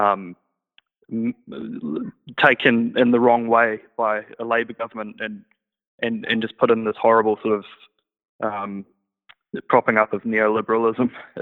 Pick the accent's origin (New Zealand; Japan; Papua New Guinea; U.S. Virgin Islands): New Zealand; Christchurch, Canterbury; I'm from Christchurch